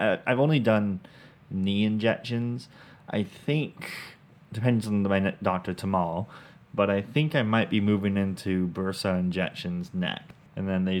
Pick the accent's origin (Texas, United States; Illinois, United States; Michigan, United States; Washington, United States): Washington, United States; Vancouver; moved away as an adult; now in Middle Georgia, United States; we're from Vancouver, Washington